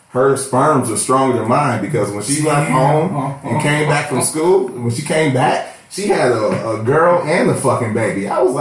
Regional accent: Detroit, Michigan, United States; I am from Detroit. Born and raised. On the west side is where I spend most of my days

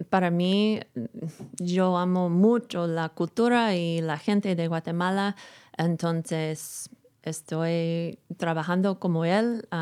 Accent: Napa, California, United States; now in Seattle, United States; yo vivo en Seattle, pero soy de Napa.

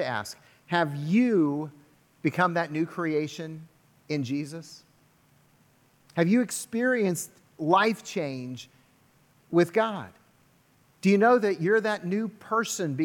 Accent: United States; I'm an American, and I'm a proud American

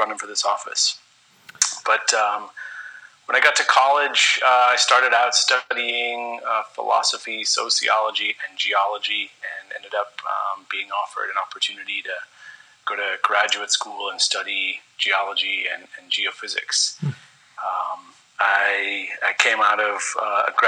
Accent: Colorado, United States; moved away; also born or lived in Kansas; I was grown up in the Rockies for pretty much all of my life in Colorado up through college

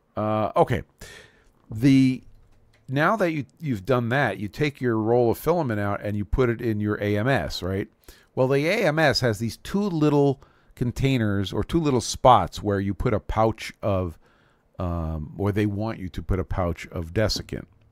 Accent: New York City, New York, United States; I grew up in Brooklyn, New York, so we called that the country

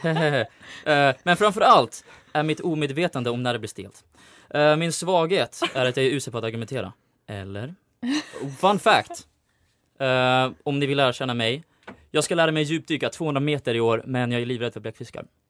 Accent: Uppsala, Uppsala County, Sweden; jag kommer från Uppsala

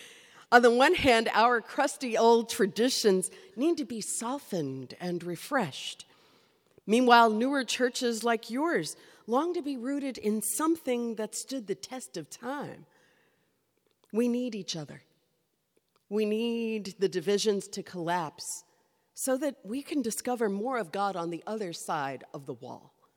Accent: Kentucky, United States; I grew up in Kentucky

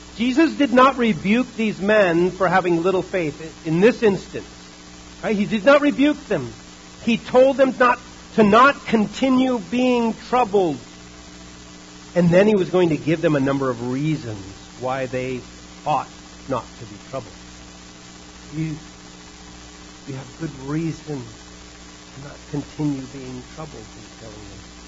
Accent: United States; we are American Christians

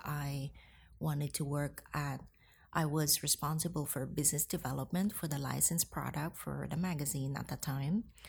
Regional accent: Hong Kong; moved away as an adult; also born or lived in Philippines; now in New York, United States; I was born in Hong Kong. My mother is Filipina, so I got the privilege to live both in Hong Kong and in the Philippines during my childhood

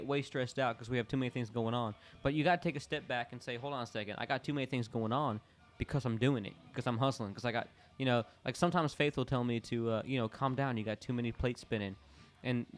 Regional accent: Florida, United States; I'm from Florida

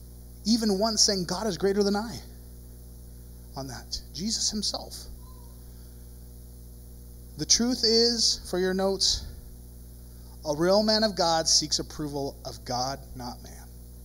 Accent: Ireland; Now, I'm Irish. We got a lot of weird traditions.

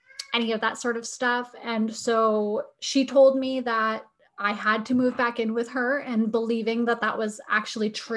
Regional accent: New Hampshire, United States; now in Ohio, United States; I grew up in New Hampshire.

